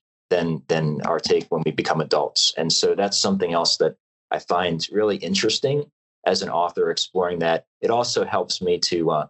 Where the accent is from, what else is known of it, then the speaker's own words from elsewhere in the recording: Pasadena, Maryland, United States; now in California, United States; I was growing up as a kid, you know, running around the streets and woods of Pasadena, Maryland